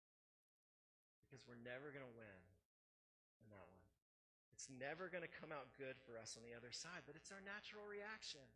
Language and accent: English; United States; how we grew up here in America and the system that we live